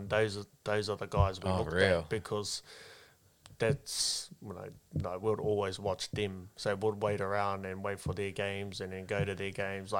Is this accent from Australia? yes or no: no; Palmerston North, Manawatū-Whanganui, New Zealand; first language Māori; English is a second language; I was born in Palmy. I was Palmy born. I went to school in Palmy. I was grew up in a Māori household.